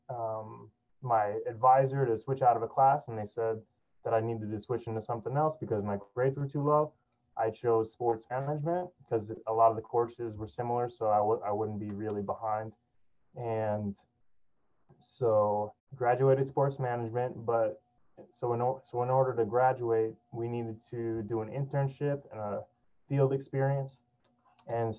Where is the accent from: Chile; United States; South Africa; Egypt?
United States; Miami, Florida; also born or lived in Fort Lauderdale, Florida; I grew up in Miami, Florida